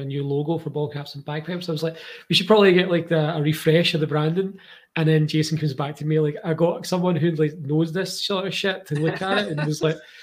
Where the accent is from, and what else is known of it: Scotland, United Kingdom